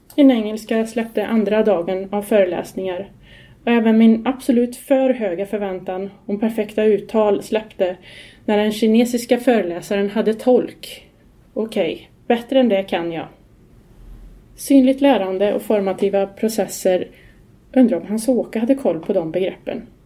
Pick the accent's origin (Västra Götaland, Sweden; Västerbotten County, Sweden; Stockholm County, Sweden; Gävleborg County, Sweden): Västra Götaland, Sweden; Skara; Jag är uppväxt i Skara på 70-talet